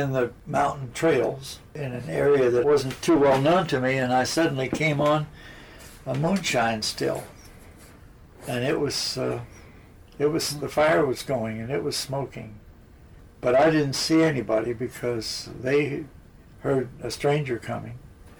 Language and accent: English; Washington, District of Columbia, United States; moved away; and since I was from Washington, D.C.